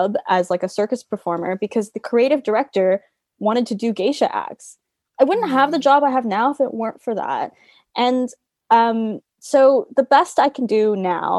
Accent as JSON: {"language": "English", "town": "Toronto", "region": "Ontario", "country": "Canada", "tie": "born or raised there", "moved": "yes", "lives_now": "London, United Kingdom", "said": "I grew up in Toronto, and where I grew up is like a very sort of heavily Asian community"}